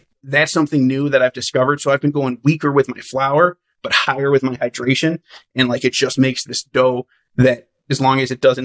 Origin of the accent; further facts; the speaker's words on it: Midwest, United States; moved away as an adult; now in Las Vegas, United States; I grew up in the Midwest